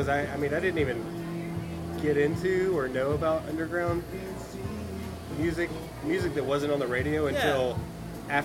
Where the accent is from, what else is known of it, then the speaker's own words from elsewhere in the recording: Valdosta, Georgia, United States; moved away as an adult; now in Gainesville, United States; I was born and raised in Valdosta, Georgia.